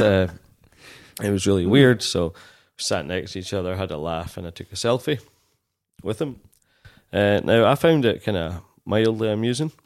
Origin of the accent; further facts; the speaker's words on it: Dumfries, Scotland, United Kingdom; also born or lived in Glasgow; I grew up in Dumfries